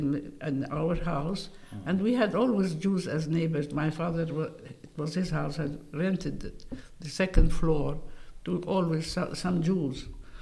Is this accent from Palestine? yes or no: yes; Jerusalem, Palestine; born there; I was married here in Jerusalem, but I was born in Jerusalem, 1931.